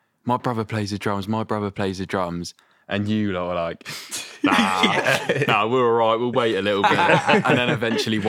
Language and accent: English; Reading, South East England, United Kingdom; All from Reading